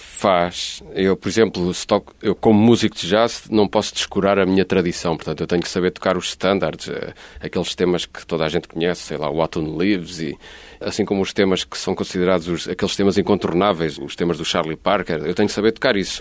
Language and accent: Portuguese; Lisbon, Portugal; moved away as an adult; also born or lived in Barcelona; now in Algarve, Portugal; eu sou lisboeta, posso provar, tenho aqui o bilhete de identidade da Lapa